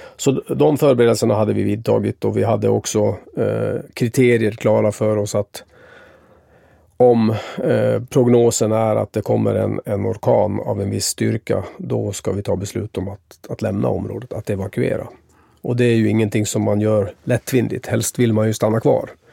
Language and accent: Swedish; Sweden; also born or lived in Tampa, United States; som svensk